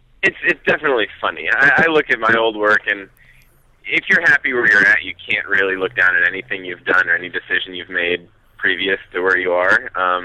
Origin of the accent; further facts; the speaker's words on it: New Hampshire, United States; moved away as an adult; also born or lived in Boston / Colorado / Europe; I'm from a really large metropolis called New Hampshire.